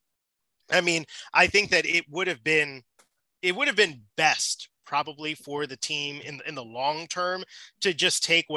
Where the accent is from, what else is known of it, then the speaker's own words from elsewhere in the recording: Chicago, Illinois, United States; moved away; I'm from Chicagoland